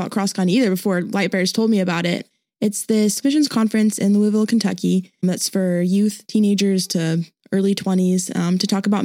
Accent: Indonesia; moved away as an adult; now in Arkansas, United States; So um, I grew up in Indonesia for pretty much my whole life, graduated there in COVID 2020, yay. And we moved back to Arkansas after that.

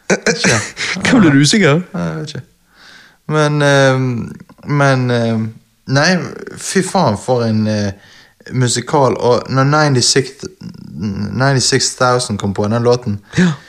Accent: Western Norway, Norway; Nei, jeg er fra Vestlandet.

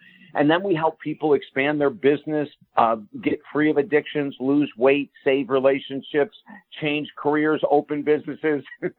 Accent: New York, United States; moved away as an adult; now in Florida, United States; Well, actually, Jim, I was an upstate New Yorker and I came to Florida.

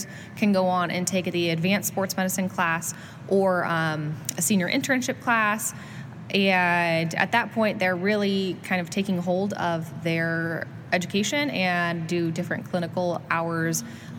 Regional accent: Southern California, United States; moved away as an adult; also born or lived in Eastern Washington / Auburn, Alabama; I grew up in California. I did most of my school down there in Southern California, right by Disneyland.

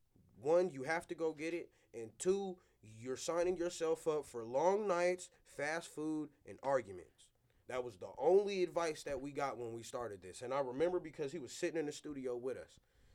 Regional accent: Arizona, United States; I'm from Arizona.

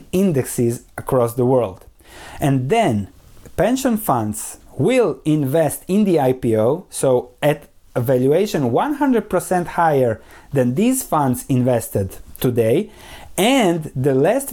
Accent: Croatia; where I come from Croatia

